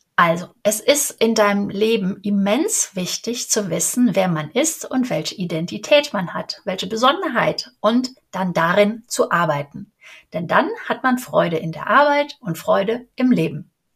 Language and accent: German; Cologne, North Rhine-Westphalia, Germany; Ich bin Kölnerin